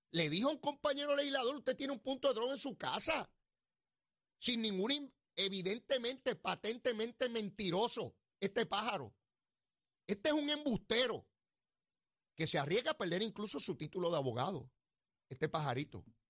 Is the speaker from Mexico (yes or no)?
no; Puerto Rico